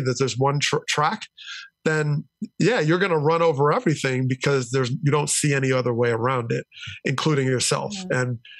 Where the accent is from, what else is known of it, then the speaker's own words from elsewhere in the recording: New Jersey, United States; they settled in New Jersey and they committed. They really chose my hometown because of its commitment